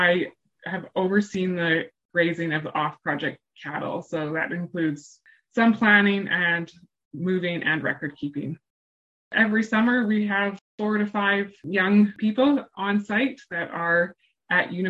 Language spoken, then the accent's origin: English; Alberta, Canada; moved away as an adult; now in Manitoba, Canada; I grew up in Alberta